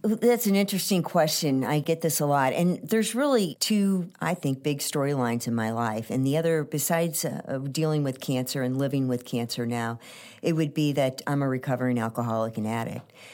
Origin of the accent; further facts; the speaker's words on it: St. Louis, Missouri, United States; I was born here in Saint Louis, and, uh, my mom and dad were both from Saint Louis